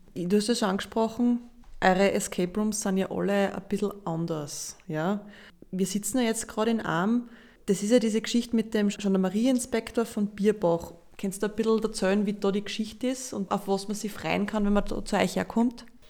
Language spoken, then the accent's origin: German; Linz, Upper Austria, Austria; wo ich eigentlich her bin, ist das natürlich jetzt der Prader Weg, aber von Linz ist das ein, ein Hupfer.